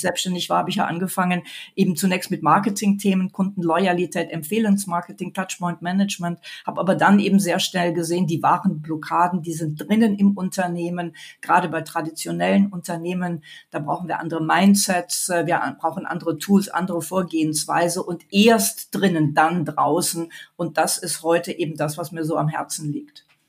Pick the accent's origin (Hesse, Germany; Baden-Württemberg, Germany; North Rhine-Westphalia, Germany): North Rhine-Westphalia, Germany; Mönchengladbach; moved away as an adult; now in Munich, Germany; Gebürtig bin ich aus Mönchengladbach